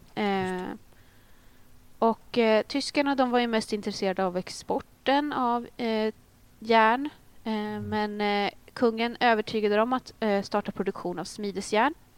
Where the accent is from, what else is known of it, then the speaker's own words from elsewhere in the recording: Uppland, Uppsala County, Sweden; väldigt nära där jag kommer ifrån